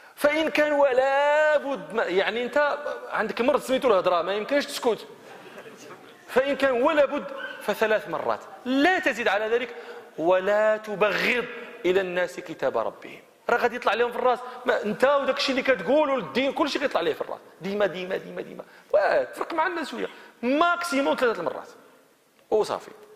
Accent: Morocco; احنا في المغرب

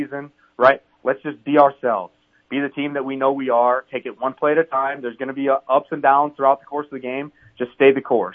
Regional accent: Chicago, Illinois, United States; moved away as an adult; also born or lived in Minneapolis / Vermillion, South Dakota; growing up in the Chicagoland area

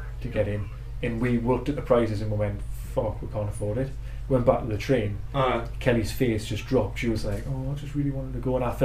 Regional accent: Newcastle upon Tyne, North East England, United Kingdom; where we are from Newcastle

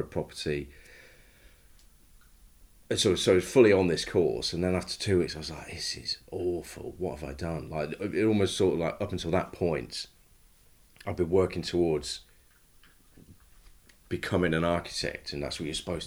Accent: Leicester, East Midlands, United Kingdom; I grew up in Leicester, in the suburbs.

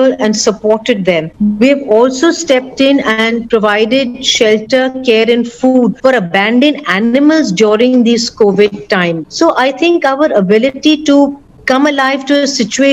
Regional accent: Mumbai, Maharashtra, India; We are all from Mumbai.

